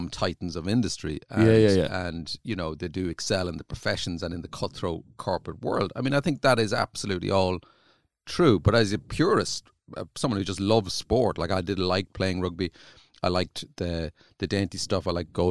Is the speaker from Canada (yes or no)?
no; Ireland; accent: country accent; also born or lived in South County Dublin; growing up in Ireland. Like, in rural Ireland